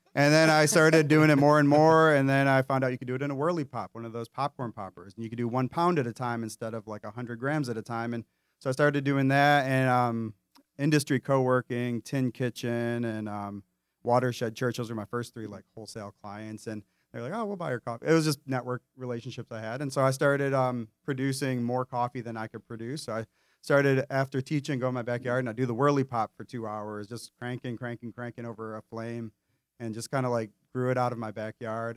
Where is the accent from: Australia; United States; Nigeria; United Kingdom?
United States; Metro Detroit, Michigan; moved away; also born or lived in Enderley Park, Charlotte; When I grew up in Metro Detroit, Uh, not from Detroit, but Metro